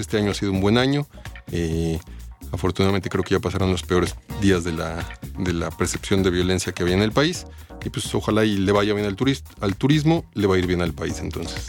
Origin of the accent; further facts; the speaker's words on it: Mexico; llevamos toda una vida viviendo aquí y no conocemos México en su totalidad